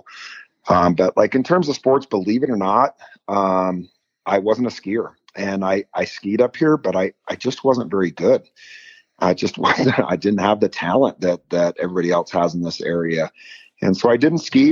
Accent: California, United States; also born or lived in Oakland, California / Truckee, California; So I was born in Oakland, California. And then my parents moved to Lake Tahoe when I was 2 years old.

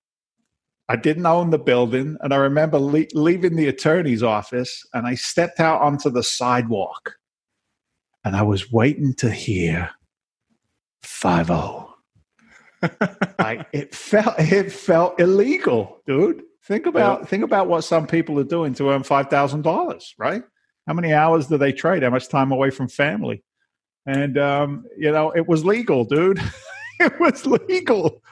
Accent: south of England, United Kingdom; accent: Boston; moved away as an adult; also born or lived in London, United Kingdom; now in Boston, United States; I came from England. I was born in London. I was raised in the south of England.

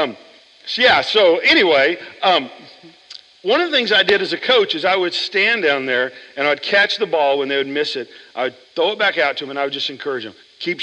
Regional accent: Oklahoma, United States; I grew up in Oklahoma

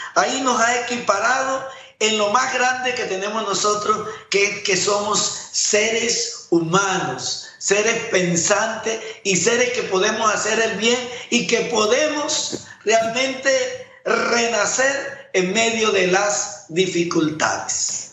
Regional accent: Panama; Como panameño

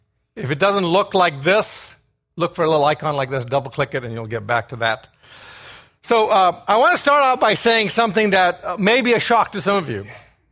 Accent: Ghana; born there; I was born in Ghana. Some of you are thinking that's a town in Texas. It's actually a country off the west coast of Africa.

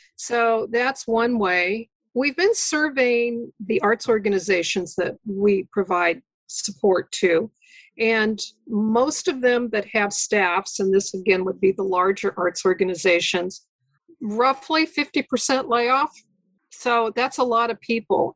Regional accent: Lincoln, Nebraska, United States; moved away as an adult; also born or lived in Chicago; was able to take an advantage back in, in Lincoln, which is my hometown

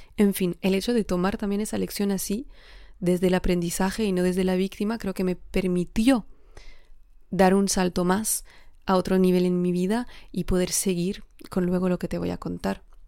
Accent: Alsace, Grand Est, France; Spanish is a second language; moved away as an adult; also born or lived in Geneva, Switzerland / Spain; yo vengo del norte de Francia, ¿no? de Alsacia, que está muy cerca de Alemania

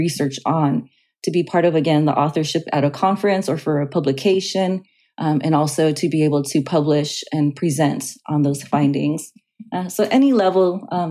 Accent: Los Angeles, California, United States; I grew up in Los Angeles

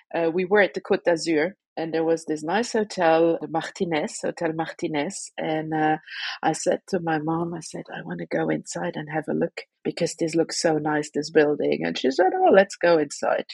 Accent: Luxembourg; moved away as an adult; also born or lived in Belgium; I'm a Luxembourg citizen born in Luxembourg, having been abroad for 20 years almost. I finished my studies here in Luxembourg

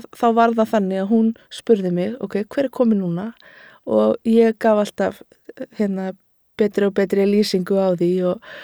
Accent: Garðabær, Capital Region, Iceland; ég elst upp í Garðabænum

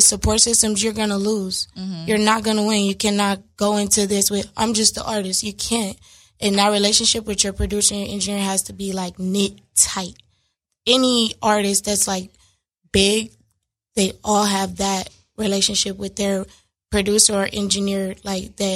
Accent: Los Angeles, California, United States; I am born and raised in L.A., Crenshaw District to be exact

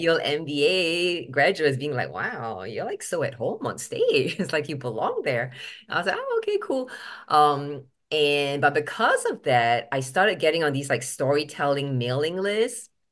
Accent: Singapore; first language English; moved away as an adult; also born or lived in Boston, United States; now in United States; I was born in Boston when my dad was studying at M I T, but at three weeks old, I think they shipped me back to Singapore on FedEx

